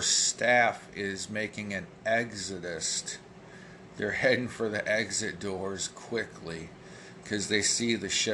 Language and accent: English; United States; I'm an American